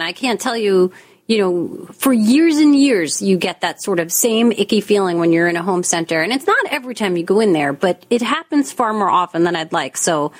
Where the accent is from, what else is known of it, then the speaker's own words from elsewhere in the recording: New York, United States; and you know, I'm a New Yorker, so sometimes I'm not always as friendly as I'd like to be.